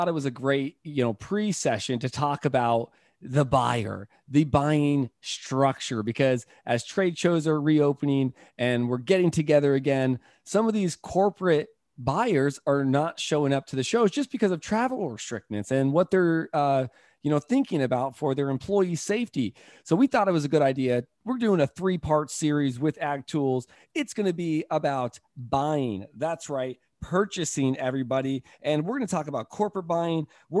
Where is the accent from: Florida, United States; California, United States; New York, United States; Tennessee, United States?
California, United States; Fresno; Where are you guys from? We're like Fresno.